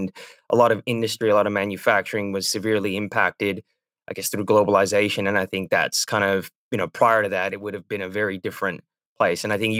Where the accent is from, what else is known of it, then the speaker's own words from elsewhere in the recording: California, United States; now in Melbourne, Australia; I'm in Melbourne, Australia, but I'm from California